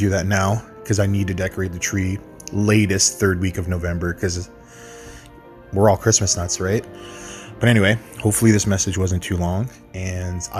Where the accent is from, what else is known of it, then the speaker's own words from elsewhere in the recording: Loretto, Ontario, Canada; I'm from Loretto, Ontario, Canada. It's a small town just north of Toronto.